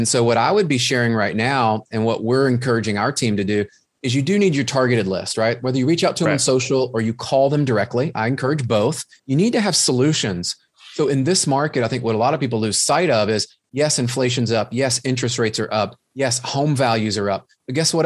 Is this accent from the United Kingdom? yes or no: no; the South, United States; accent: Southern; my Southern accent